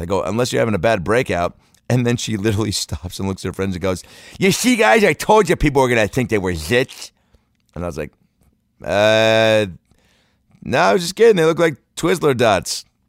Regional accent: Seattle, Washington, United States; now in Los Angeles, United States; I'm here in Seattle, Washington, home, I came home today from Los Angeles to Seattle to trick or treat with my nieces and nephew

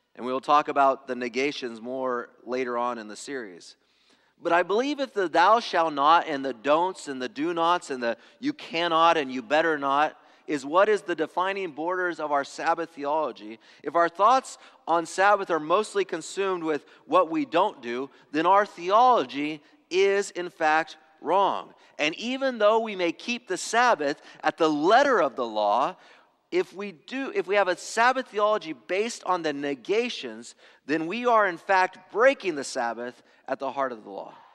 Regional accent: Angwin and Loma Linda, California, United States; I grew up in the Adventist ghettos. So, like, Angwin and Loma Linda

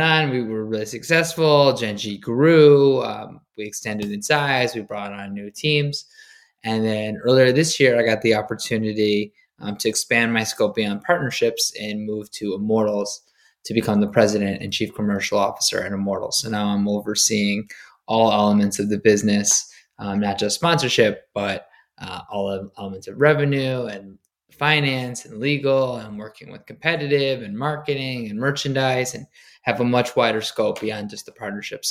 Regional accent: Michigan, United States; moved away as an adult; also born or lived in New York; I grew up in Michigan. I went to University of Michigan.

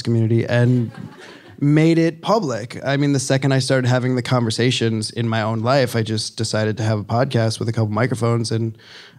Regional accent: Chicago, Illinois, United States; my mom owned a bar in the city growing up

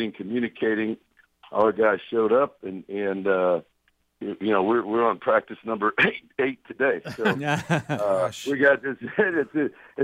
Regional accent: Brewton, Alabama, United States; moved away; also born or lived in Texas; I was born in Bruton

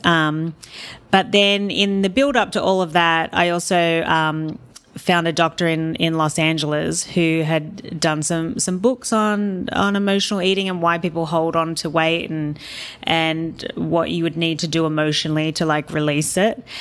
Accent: Australia; I work in kilos 'cause I'm Australian

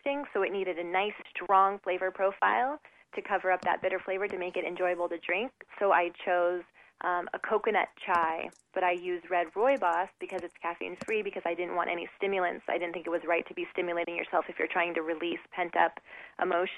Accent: Southern California, United States; I was raised in Southern California

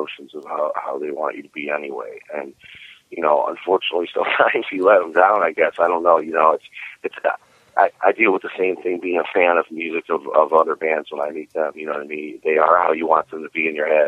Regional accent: Cleveland, Ohio, United States; moved away as an adult; now in Florida, United States; I was born and raised in Cleveland.

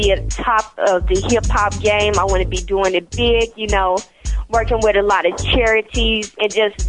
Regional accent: Dallas, Texas, United States; I'm 16 and I'm from Dallas, Texas.

